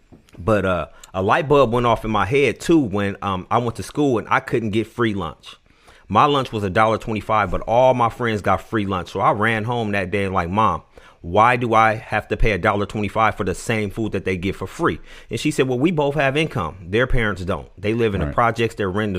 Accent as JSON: {"language": "English", "town": "Oakland", "region": "California", "country": "United States", "tie": "born there", "said": "Okay, so I was born in Oakland, California."}